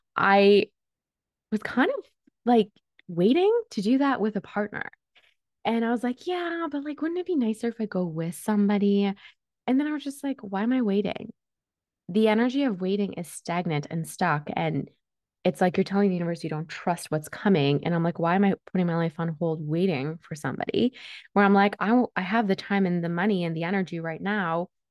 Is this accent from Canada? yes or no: yes; Toronto, Ontario, Canada; English is a second language; also born or lived in Switzerland; I was born and raised in Switzerland. I came here because I needed to get away from my dad. And it wasn't a smooth transition. I came to Canada when I was eight, and I didn't speak a word of English